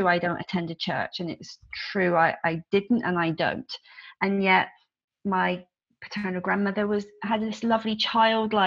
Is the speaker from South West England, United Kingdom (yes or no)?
yes; Devon, South West England, United Kingdom; It's slightly different in Devon. Some of our language patterns are different.